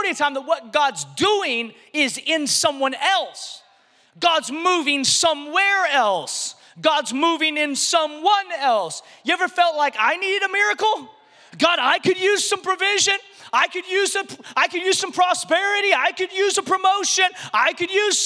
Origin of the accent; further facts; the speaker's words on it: a little city in Washington State, United States; moved away; I grew up in this little city in Washington State. And so when people ask me where I'm from, I just say Seattle because that's the closest big city that people recognize.